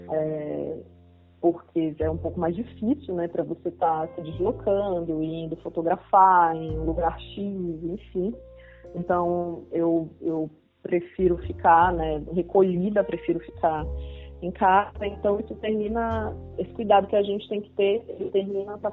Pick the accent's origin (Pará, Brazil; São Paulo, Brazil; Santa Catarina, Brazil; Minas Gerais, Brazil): Pará, Brazil; Belém; eu sou de Belém